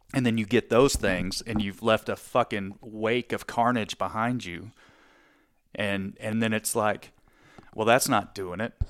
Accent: Texas, United States; I'm from Texas

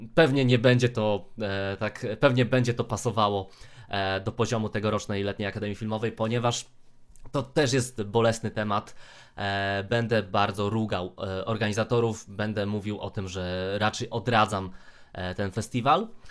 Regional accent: Rzeszów, Subcarpathian Voivodeship, Poland; sam pochodzę z Rzeszowa, tak? E, generalnie z okolic, ale no, Rzeszów mam zaraz pod nosem

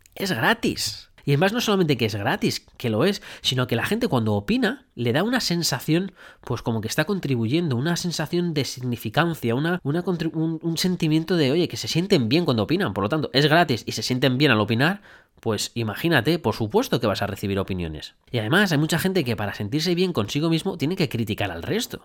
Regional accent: Spain; moved away as an adult; now in Brisbane, Australia; cómo somos los españoles

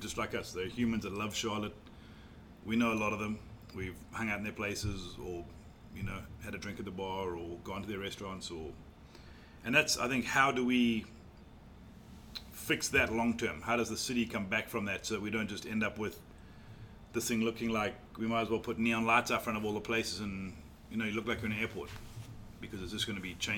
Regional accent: South Africa; also born or lived in Mauritius; now in North Carolina, United States; I was born in Mauritius, grew up in South Africa, and I've been fortunate to call North Carolina home for 20 years now.

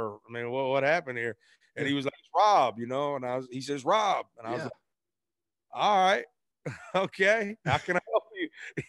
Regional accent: Arkansas, United States; Grew up across the bridge in Arkansas.

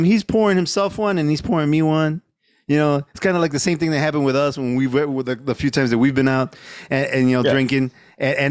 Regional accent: Chicago, Illinois, United States; I'm from Chicago

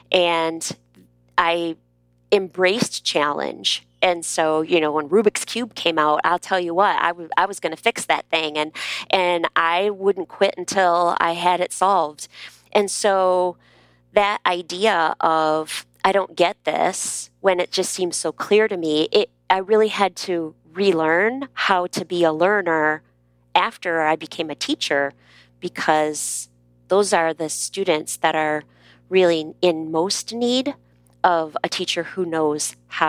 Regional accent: Midwest, United States; I'm from the Midwest, and I was teaching in Texas. And the vowels don't exactly come out of my mouth the same way that they were coming out of the mouths of the students in my classroom.

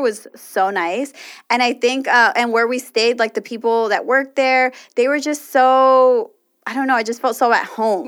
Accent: Los Angeles, California, United States; us L A people, like, really are spoiled by weather

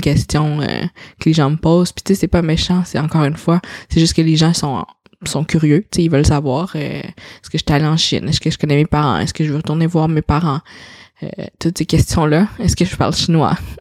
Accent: Quebec City, Quebec, Canada; also born or lived in China; j'ai été élevée dans une famille caucasienne, j'ai été j'ai habité toute ma vie euh, à Sillery quand j'étais jeune, à Québec

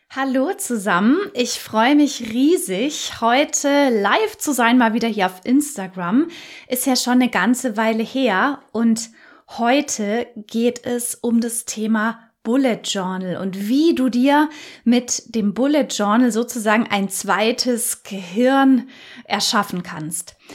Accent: Germany; bei uns in Deutschland

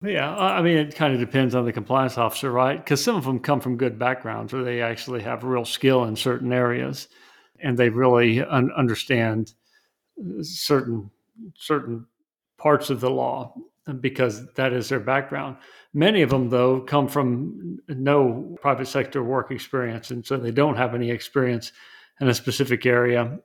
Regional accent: West Texas, United States; I'm from West Texas

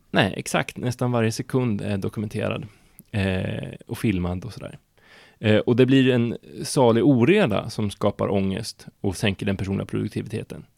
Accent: Hardemo, Örebro County, Sweden; kommer från en liten by utanför Örebro utanför Kumla som heter Hardemo

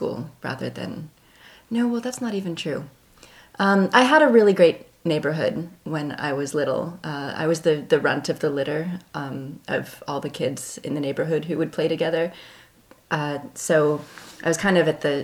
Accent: Canton, Ohio, United States; moved away as an adult; also born or lived in Milwaukee; now in Philadelphia, United States; I was born in Canton, Ohio on October 10th, 1972

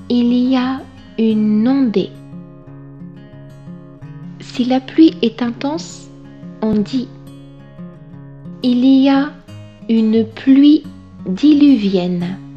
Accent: Brittany, France; Je viens de Bretagne une région à l'ouest de la France bordée par la mer.

